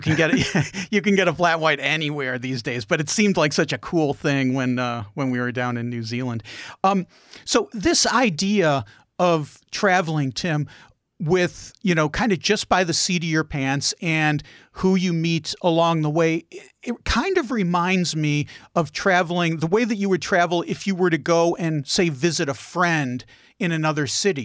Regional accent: Chicago, Illinois, United States; I'm from Chicago, Chicago area

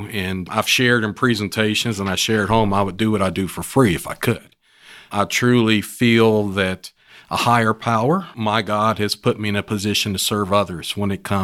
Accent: West Virginia, United States; now in Houston, United States; from West Virginia.

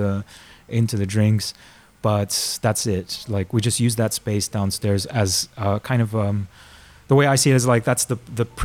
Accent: Miami and Orlando, Florida, United States; moved away as an adult; also born or lived in Argentina; now in Amsterdam, Netherlands; I was born in Argentina, but I grew up in Miami and Orlando.

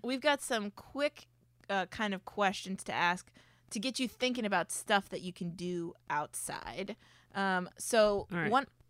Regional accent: Florida, United States; I mean, I grew up in Florida, so winter is like, what's happening?

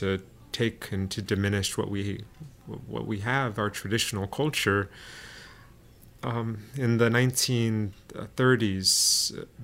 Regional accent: southern Oakland, San Leandro, Hayward, California, United States; San Leandro Creek and San Lorenzo Creeks in southern Oakland, San Leandro, Hayward. That's where I grew up

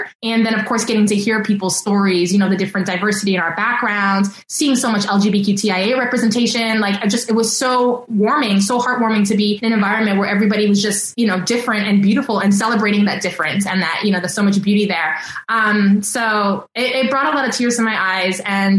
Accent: East Coast, United States; And I'm such a fast walker because I grew up on the East Coast.

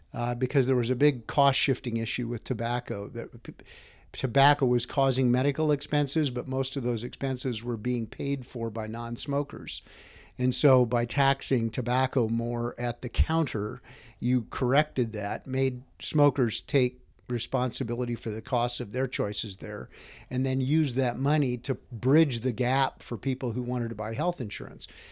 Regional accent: Whitefish, Montana, United States; also born or lived in western Nebraska; I grew up in Whitefish. Uh, we moved there when I was eight years old. Um, I'd been born in western Nebraska

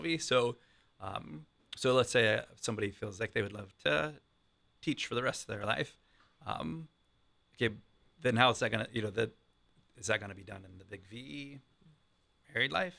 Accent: Columbus, Ohio, United States; I've been in Columbus most of my life

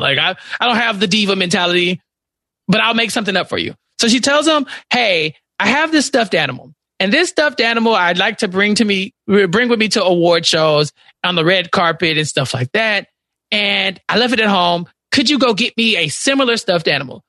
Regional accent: Texas, United States; I'm from Texas

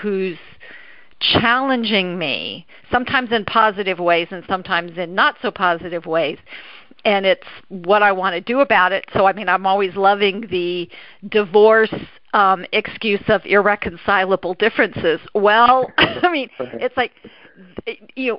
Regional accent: Los Angeles, California, United States; I was born and raised in Los Angeles

